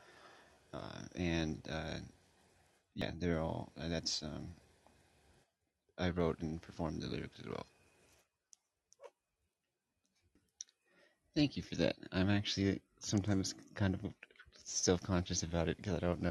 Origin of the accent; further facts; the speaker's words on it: California, United States; I'm from California